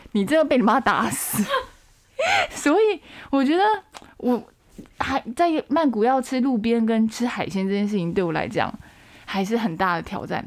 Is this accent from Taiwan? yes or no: yes; Taiwan; 让泰国人看一下我们台湾人身材很好啊